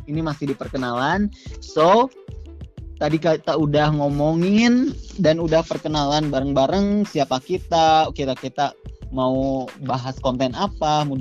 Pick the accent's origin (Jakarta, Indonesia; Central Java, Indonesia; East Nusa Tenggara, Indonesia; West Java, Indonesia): West Java, Indonesia; Tasikmalaya; gue berasal dari Tasikmalaya, Jawa Barat. Tapi sebelumnya sama kayak Akbar, gue adalah mahasiswa anak rantau di Yogyakarta.